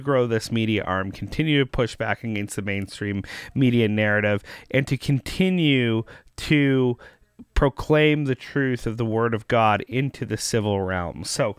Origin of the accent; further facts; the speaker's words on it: Canada; So for us Canadians who generally have to watch American content and then filter it through our cultural lens